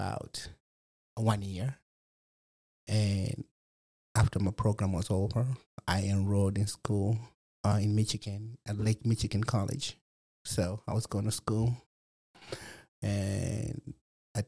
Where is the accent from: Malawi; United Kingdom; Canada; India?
Malawi; now in Fort Wayne, United States; I was born and raised in Malawi, Africa, in 1981.